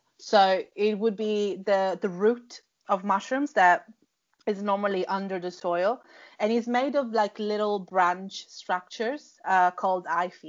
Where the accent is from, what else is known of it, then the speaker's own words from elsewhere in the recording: Sicily, Italy; moved away as an adult; also born or lived in London; I grew up in Sicily, in Italy